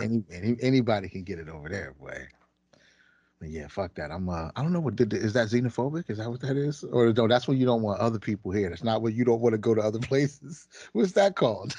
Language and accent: English; United States; as the American public